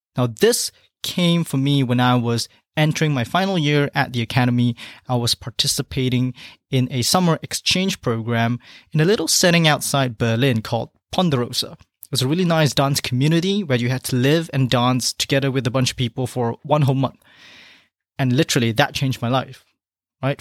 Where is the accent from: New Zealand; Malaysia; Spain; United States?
Malaysia; moved away; back in my home country of Malaysia